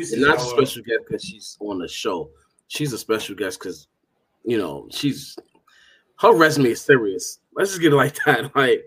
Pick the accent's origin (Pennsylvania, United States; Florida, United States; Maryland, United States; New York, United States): New York, United States; New York City; I'm from the Bronx, but I represent the Bronx the way I go. But I ain't the Bronx. I ain't this new Bronx right now.